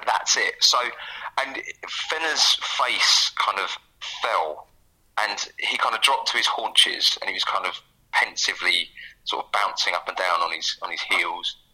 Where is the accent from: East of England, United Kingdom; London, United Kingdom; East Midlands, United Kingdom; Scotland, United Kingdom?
East of England, United Kingdom; Essex; also born or lived in Leytonstone; growing up in Essex